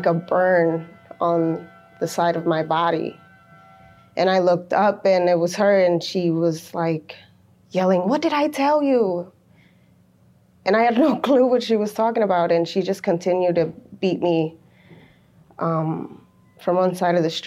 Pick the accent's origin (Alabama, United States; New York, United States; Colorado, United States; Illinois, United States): Illinois, United States; North Chicago; also born or lived in Waukegan, Illinois; I was born in Waukegan, Illinois, but I was raised in North Chicago